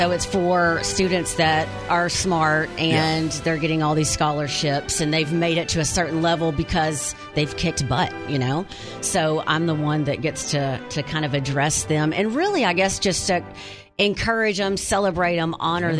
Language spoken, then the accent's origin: English; Wynne, United States; moved away; I'm from Wynn